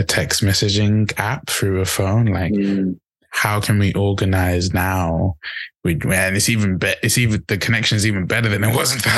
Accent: Zimbabwe; now in England, United Kingdom; back home, in Africa, and I'm from Zimbabwe.

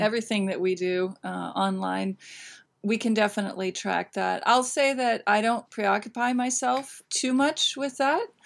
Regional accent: Northern California, United States; moved away as an adult; now in New York City, United States; born and raised in California

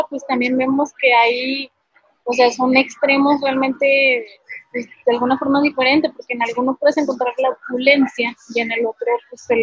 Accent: Mexico

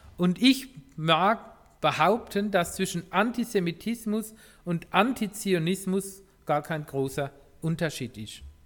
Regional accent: Germany; wir als Deutsche

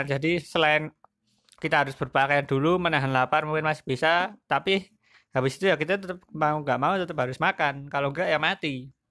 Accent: Magelang, Central Java, Indonesia; saya sebagai warga Magelang ya kan di apa dunia juga orang tahu lah ya

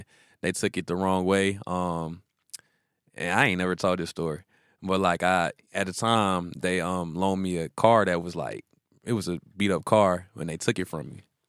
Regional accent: the South, United States; they be mad at me in interviews because I'm from the South, boy.

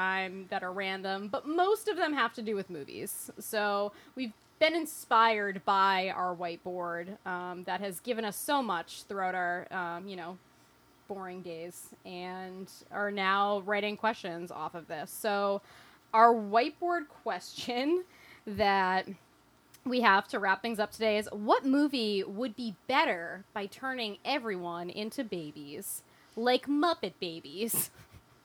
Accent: Boston, Massachusetts, United States; I'm from Boston

